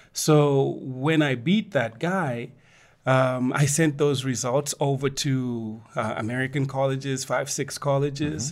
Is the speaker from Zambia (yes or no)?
yes; Ndola, Copperbelt Province, Zambia; now in Lusaka, Zambia; I grew up in Ndola, which was the processing town